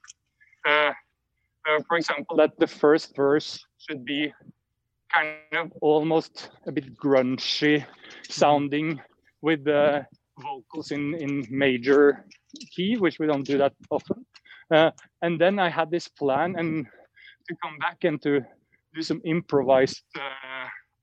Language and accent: English; Notodden, Vestfold og Telemark, Norway; moved away as an adult; also born or lived in Oslo; I moved back to Notodden, my hometown, where I live more quietly now